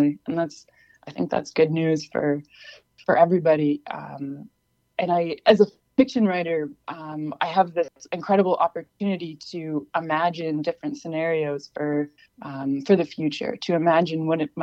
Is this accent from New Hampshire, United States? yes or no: yes; Peterborough, New Hampshire, United States; also born or lived in Keene, New Hampshire; now in Oberlin, United States; I mostly grew up in Peterborough. I was born in Keene